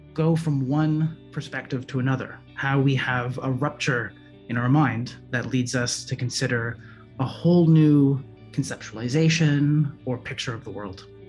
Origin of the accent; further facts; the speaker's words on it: Montreal, Quebec, Canada; moved away as an adult; also born or lived in San Diego, United States / Midwest, United States; now in Merced, United States; originally, I'm from Montreal, Canada. I went to college there